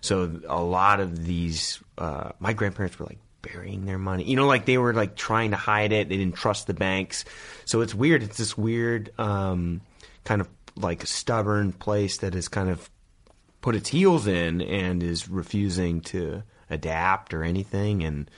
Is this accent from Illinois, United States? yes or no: no; Yuba City, California, United States; But, like Sutter County, Marysville, Yuba City area. So right above Sacramento.